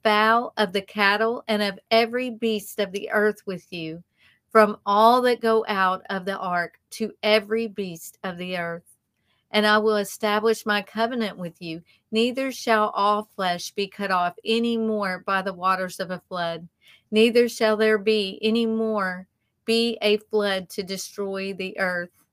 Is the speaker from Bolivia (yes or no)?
no; the South, United States; accent: southern; our southern accents